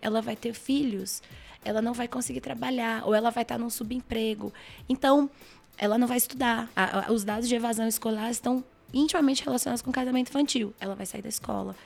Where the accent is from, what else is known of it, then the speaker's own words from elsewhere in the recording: Brasília, Federal District, Brazil; eu moro em Brasília, nasci em Brasília, trabalho em Brasília